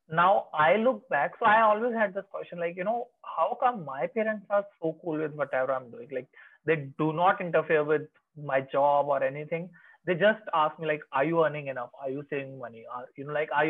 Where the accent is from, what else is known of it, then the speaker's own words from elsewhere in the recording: India; now in Chandigarh, India; I live in Chandigarh otherwise in non-COVID times, and my hometown is like 100 kilometers away